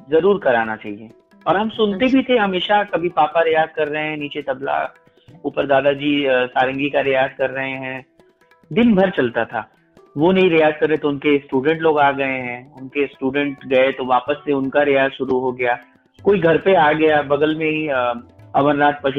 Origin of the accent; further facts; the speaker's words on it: Uttar Pradesh, India; और आ, मेरा ननिहाल था कबीर चौरा तो